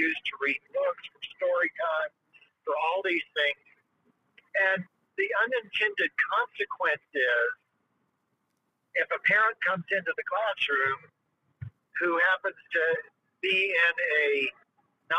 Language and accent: English; Tennessee, United States; now in Orlando, United States; I grew up in Tennessee. I grew up with guns everywhere.